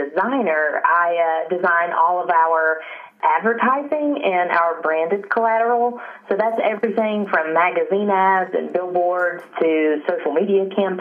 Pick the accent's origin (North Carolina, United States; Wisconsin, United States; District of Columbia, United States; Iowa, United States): North Carolina, United States; Western; I was born and raised here in the mountains of Western North Carolina, so I'm a native